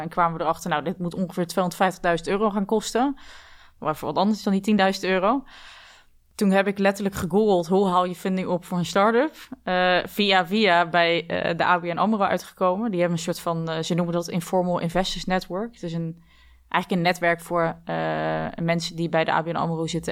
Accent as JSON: {"language": "Dutch", "town": "Dordrecht", "region": "South Holland", "country": "Netherlands", "tie": "born or raised there", "said": "geboren in Dordrecht, met twee zussen dus, waarvan één een tweelingzus"}